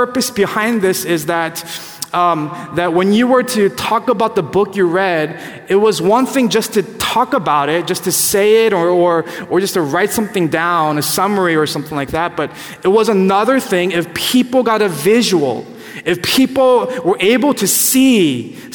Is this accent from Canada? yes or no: no; California, United States; growing up in California